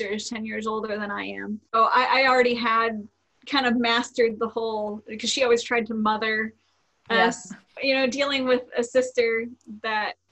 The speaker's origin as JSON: {"language": "English", "region": "Florida", "country": "United States", "tie": "born or raised there", "said": "I was born and raised in Florida"}